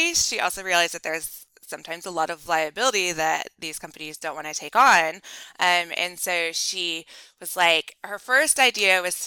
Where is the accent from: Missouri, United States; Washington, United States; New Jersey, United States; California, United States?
Washington, United States; also born or lived in Montana; We're here in Washington State, and we were born and raised in Washington State